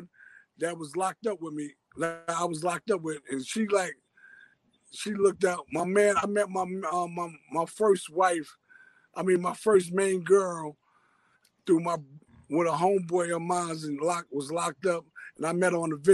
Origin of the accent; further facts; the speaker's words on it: New York City, New York, United States; I'm born and raised in Harlem, Harlem Hospital, through and through. I'm Harlem all the way out